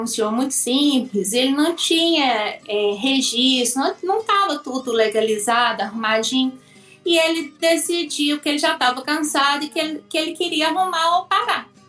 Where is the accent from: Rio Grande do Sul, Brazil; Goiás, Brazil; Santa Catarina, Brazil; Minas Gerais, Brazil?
Minas Gerais, Brazil; Perdões; eu sou de uma cidade chamada Perdões, é, no sul de Minas Gerais, a 200 quilômetros mais ou menos da capital mineira